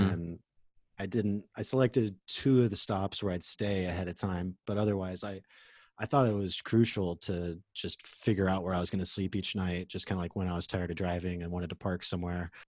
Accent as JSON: {"language": "English", "region": "Oklahoma", "country": "United States", "tie": "born or raised there", "moved": "as an adult", "lives_now": "Los Angeles, United States", "said": "I grew up in Oklahoma"}